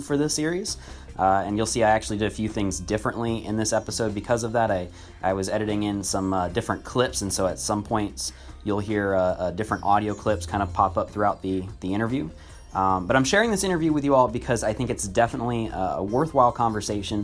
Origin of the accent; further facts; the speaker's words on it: Lakeland, Florida, United States; moved away; I went back to my hometown of Lakeland, Florida